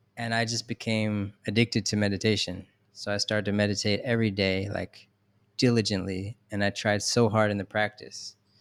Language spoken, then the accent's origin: English; Philadelphia, Pennsylvania, United States; I'm from Philadelphia